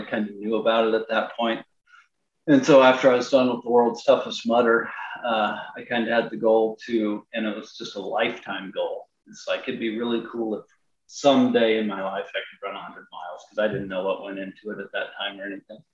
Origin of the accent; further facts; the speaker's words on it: Long Island, Kansas, United States; I'm from Long Island, Kansas